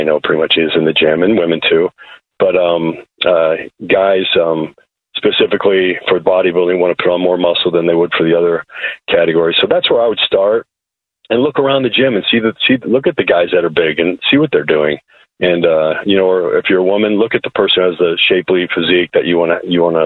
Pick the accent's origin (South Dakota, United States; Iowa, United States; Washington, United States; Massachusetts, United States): Iowa, United States; moved away; I grew up in Iowa, and I was involved in pretty much every sport